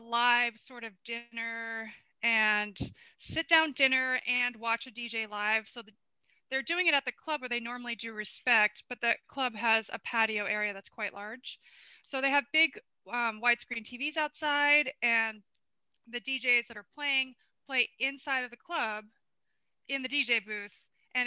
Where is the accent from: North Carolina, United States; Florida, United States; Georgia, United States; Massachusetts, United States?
Florida, United States; also born or lived in Bronx, New York City; I'm from Florida